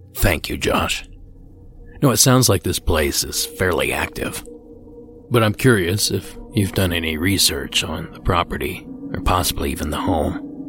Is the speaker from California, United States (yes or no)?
no; Ohio, United States; my home state of Ohio